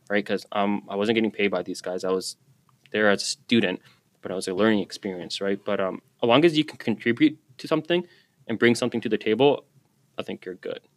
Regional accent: Surrey, British Columbia, Canada; I grew up in Guilford. I got to work in Guilford

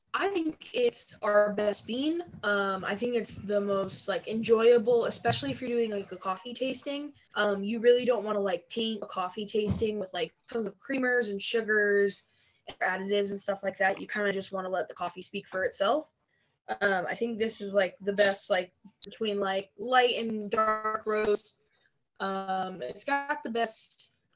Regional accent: Barberton, Ohio, United States; moved away; I'm originally from a little town called Barberton, Ohio. It's up in the Akron area of Ohio.

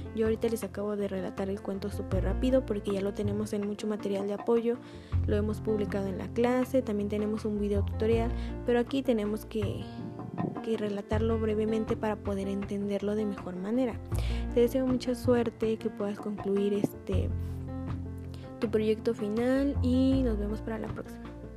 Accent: Orizaba, Veracruz, Mexico; los que somos de aquí de Orizaba, Veracruz

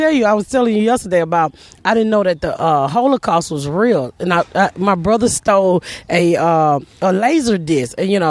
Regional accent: Atlanta, Georgia, United States; I grew up in Atlanta

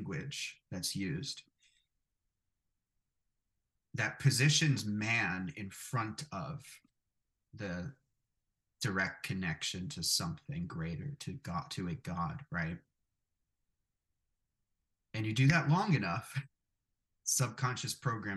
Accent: New York City, New York, United States; I grew up in Brooklyn, New York, a very, at the time, Italian neighborhood where I was from

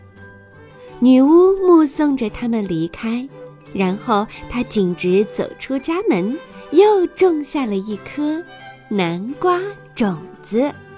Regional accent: China; 西方的圣诞节其实和我们中国人的中元节一样

